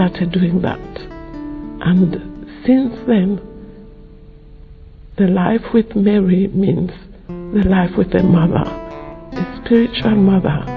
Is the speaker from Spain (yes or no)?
no; Sierra Leone; now in London, United Kingdom; I come from Sierra Leone and I live in London